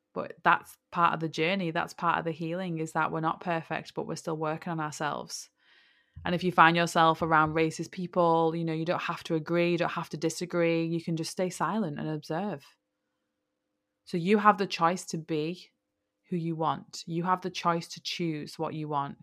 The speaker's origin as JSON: {"language": "English", "region": "England", "country": "United Kingdom", "said": "I'm from England"}